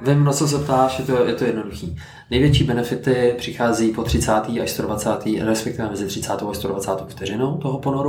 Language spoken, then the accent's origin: Czech; Teplice, Ústí nad Labem Region, Czechia; já jsem z Teplic eh, a chodím se otužovat nahoru na Cínovec